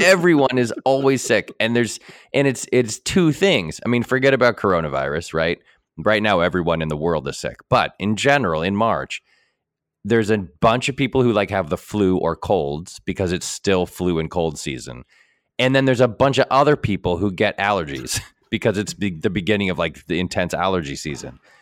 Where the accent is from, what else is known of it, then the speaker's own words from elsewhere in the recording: New England, United States; growing up in New England